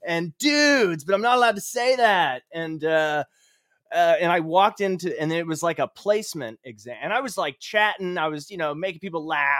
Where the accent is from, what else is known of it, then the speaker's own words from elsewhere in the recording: Cape Cod, Massachusetts, United States; moved away as an adult; also born or lived in New York; now in Indianapolis, United States; I grew up in Cape Cod, Massachusetts